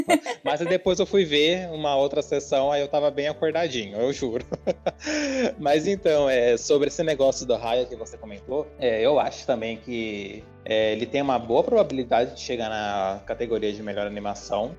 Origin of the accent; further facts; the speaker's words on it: Bauru, São Paulo, Brazil; que nem eu e a Camila, a gente é daqui de Bauru